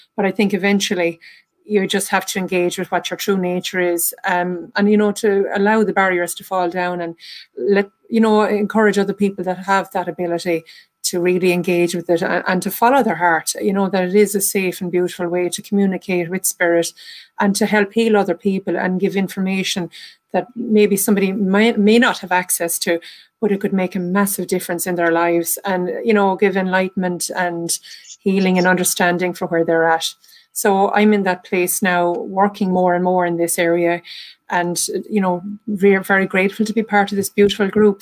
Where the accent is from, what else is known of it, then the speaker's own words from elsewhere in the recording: Ireland; accent: Irish; as you can tell from my accent, I'm from Ireland.